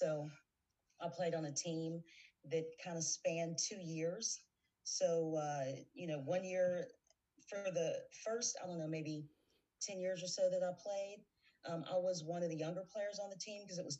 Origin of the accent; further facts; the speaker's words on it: Cincinnati, Ohio, United States; moved away as an adult; also born or lived in Pittsburgh, Pennsylvania; now in Indianapolis, United States; Born, grew up in Cincinnati, Ohio.